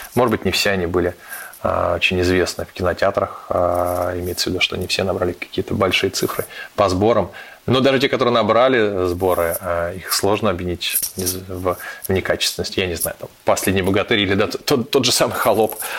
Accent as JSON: {"language": "Russian", "region": "Saint Petersburg", "country": "Russia", "moved": "yes", "lives_now": "Moscow, Russia", "said": "Я петербуржец, для меня патриарши пруды являются все-таки новым местом проживания"}